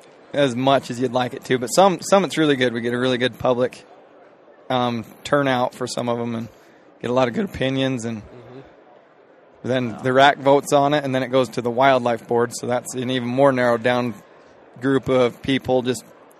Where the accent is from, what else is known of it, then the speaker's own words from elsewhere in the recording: Cleveland, Utah, United States; I'm from Cleveland, Utah, so really small town